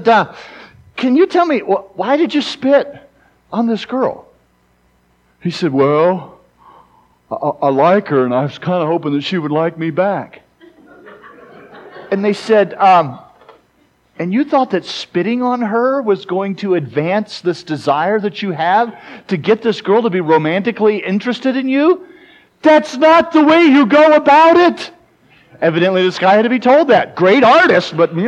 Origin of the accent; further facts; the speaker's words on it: South Carolina, United States; moved away as an adult; also born or lived in Mississippi; now in South Dakota, United States; I grew up in South Carolina. I currently live in South Dakota